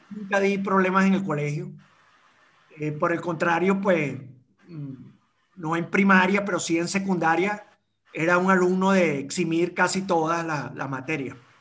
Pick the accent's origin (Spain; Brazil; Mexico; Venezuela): Venezuela; Caracas, Capital District; now in Madeira, Portugal; estudiar en el San Agustín eh, nosotros en, cuarto grado nos mudamos para Prado del Este